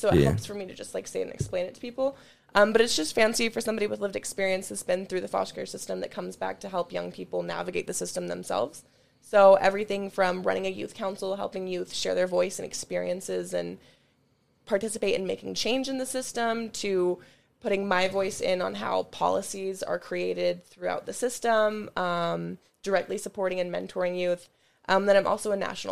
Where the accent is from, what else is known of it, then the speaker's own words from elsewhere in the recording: Salt Lake City, Utah, United States; I grew up here in Salt Lake City, Utah, in the foster care system